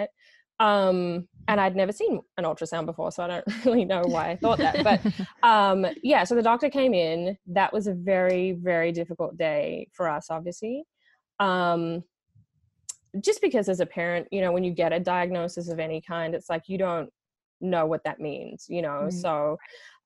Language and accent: English; Australia; moved away as an adult; now in Los Angeles, United States; I am Australian